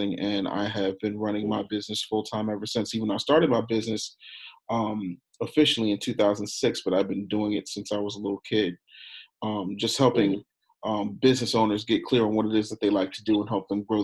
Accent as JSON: {"language": "English", "town": "Philadelphia", "region": "Pennsylvania", "country": "United States", "tie": "born or raised there", "also_born_or_lived": "Harrisburg, Pennsylvania / Middletown, Pennsylvania", "said": "When my parents divorced when I was three, we moved to Philadelphia."}